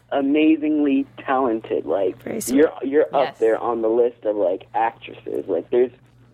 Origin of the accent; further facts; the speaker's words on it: Florida, United States; I'm from Florida.